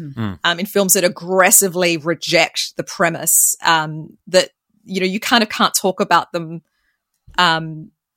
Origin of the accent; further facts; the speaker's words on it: Australia; accent: thick Australian; I'm Australian